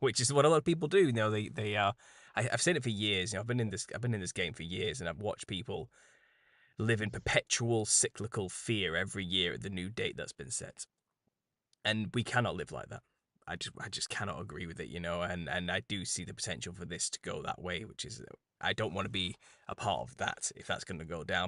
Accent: United Kingdom; as a British person.

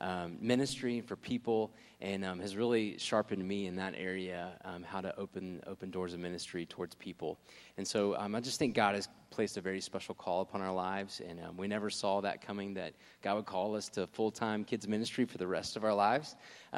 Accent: Jackson, Mississippi, United States; moved away; I'm originally from Jackson, Mississippi, so just to go ahead and throw that out there, that is where I'm from

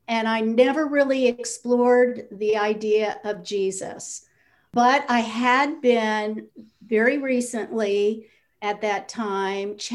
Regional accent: Los Angeles, California, United States; I grew up in Southern California in the Los Angeles, in a suburb of Los Angeles.

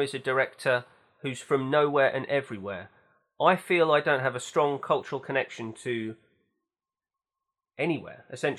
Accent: London, United Kingdom; also born or lived in East Anglia; I'm from East London. I'm from East Anglia. I lived in San Francisco. I studied in Norwich. I'm now in London.

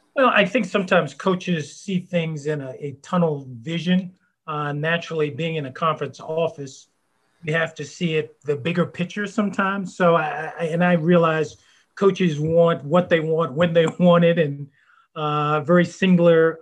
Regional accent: Virginia, United States; growing up in Virginia

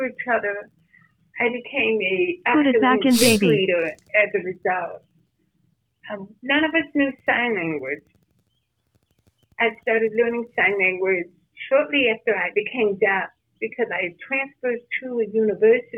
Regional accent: Rochester, New York, United States; I'm from Rochester, New York.

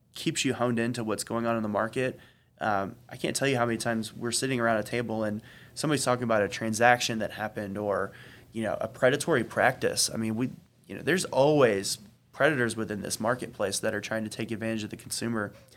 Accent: Gwinnett County, Georgia, United States; I didn't grow up in the city. I grew up in Gwinnett.

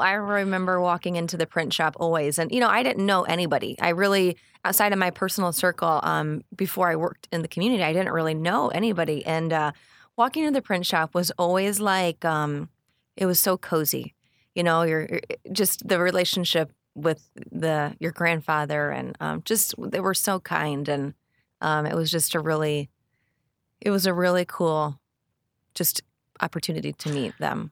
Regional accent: Onarga, Illinois, United States; moved away as an adult; also born or lived in West Suburbs of Chicago, Illinois; now in Manteno, United States; I grew up in Anarga, so just about thirty minutes south of here when, you know, Iroquois West, alma mater

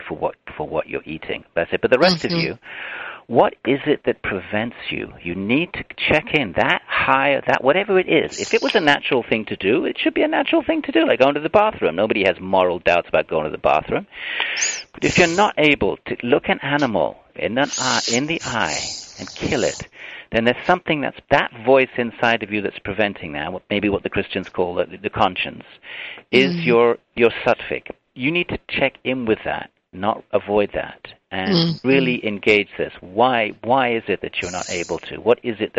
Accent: United Kingdom; now in United States; my home country, the U.K.

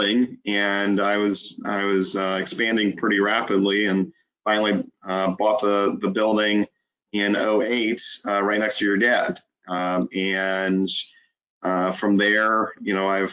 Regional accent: Alton, Illinois, United States; I was born and raised in Alton

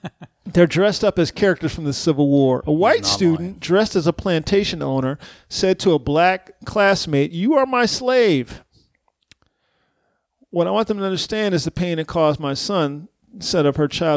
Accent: Texas, United States; I grew up in Texas where they still have Robert E. Lee High School

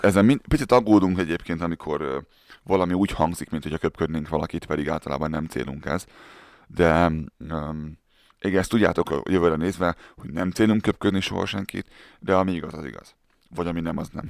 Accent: Hungary; moved away; én Budapest mellett egy, ö, városban nőttem fel

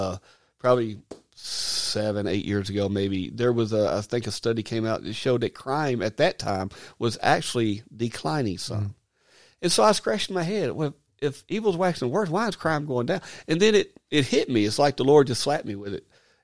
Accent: South Carolina, United States; accent: Arkansas; also born or lived in Arkansas; Sorry for the Arkansas accent, even though I'm from South Carolina by way of Arkansas.

